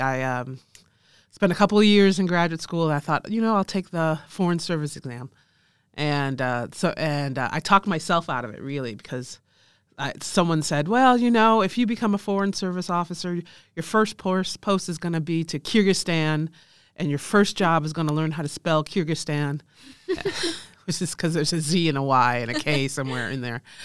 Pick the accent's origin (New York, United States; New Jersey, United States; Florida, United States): New York, United States; Rochester; I was born in Rochester, New York, which is very close to Canada